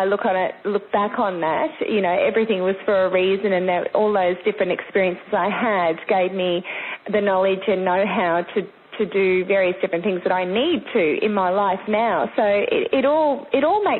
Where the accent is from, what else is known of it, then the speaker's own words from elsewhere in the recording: Sunshine Coast, Queensland, Australia; I grew up actually on the Sunshine Coast, which is further north, mid-Queensland kind of thing, southeast Queensland. And I've spent most of my time here